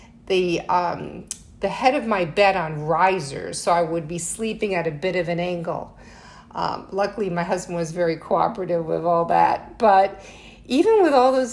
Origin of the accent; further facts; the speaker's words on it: Connecticut, United States; now in New York City, United States; I'm originally from Connecticut. I'm living in New York City now, but I'm not a true New Yorker